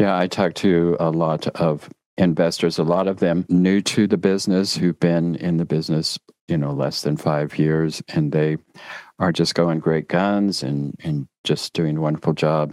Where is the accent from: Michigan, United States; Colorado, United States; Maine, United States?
Colorado, United States; Durango; I grew up in Durango, Colorado